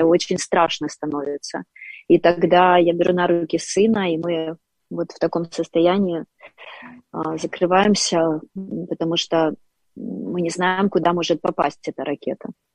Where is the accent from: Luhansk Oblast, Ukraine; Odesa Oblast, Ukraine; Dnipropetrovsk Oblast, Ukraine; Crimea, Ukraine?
Dnipropetrovsk Oblast, Ukraine; Dnipro; я коренная Днепропетровчанка, один из э, красивейших городов Украины. Я родилась и выросла в этом городе.